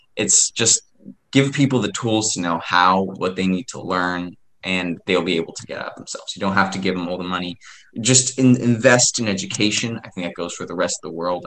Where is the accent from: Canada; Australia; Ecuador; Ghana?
Ecuador; I'm from Ecuador, so we would be considered a a um, developing country